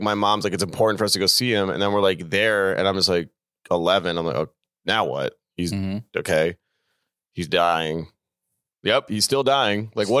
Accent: New York City, New York, United States; I was born in New York

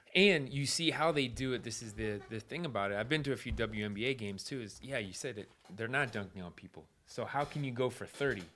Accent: Connecticut, United States; I grew up in Connecticut

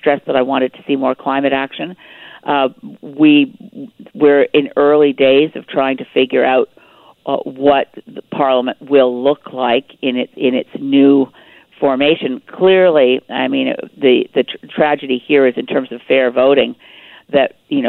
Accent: Canada; As a Canadian

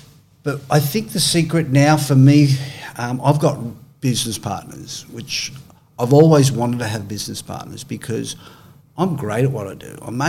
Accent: Australia; I'm Australian.

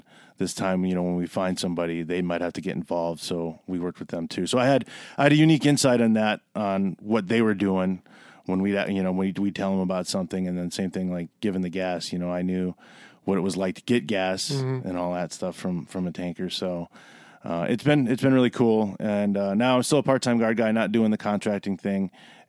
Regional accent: Milwaukee, Wisconsin, United States; So I grew up in Milwaukee.

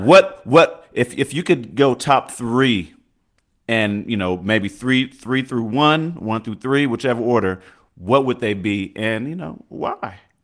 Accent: the Bay Area, California, United States; I'm from the Bay.

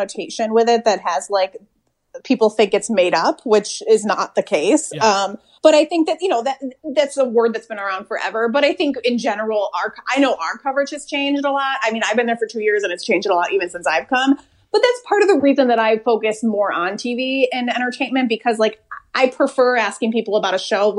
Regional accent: Syracuse, New York, United States; I grew up outside of Syracuse, New York, which is where I am now, actually, spending some time inside with my family

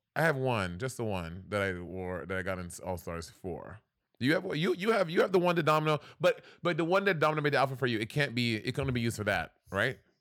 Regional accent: New York City, New York, United States; growing up in New York City, in, in, in, a New York City public school system

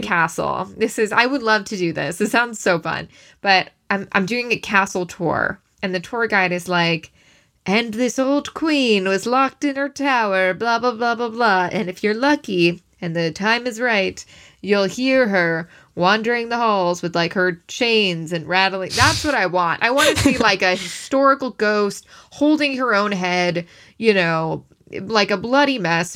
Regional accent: Syosset, New York, United States; I'm from Syosset

